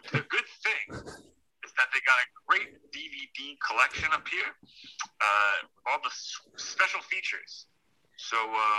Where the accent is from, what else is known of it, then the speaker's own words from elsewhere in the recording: Watseka, Illinois, United States; I grew up in Wapseka, Illinois.